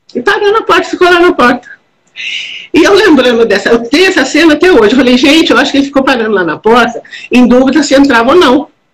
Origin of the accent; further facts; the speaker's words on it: Minas Gerais, Brazil; Eu, eu venho de Minas Gerais